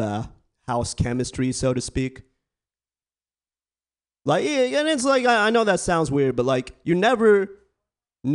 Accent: Bay Area, California, United States; I was born and raised in the Bay Area.

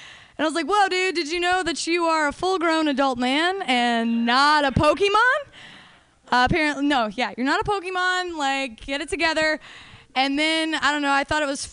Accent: Denver, Colorado, United States; I'm from Denver

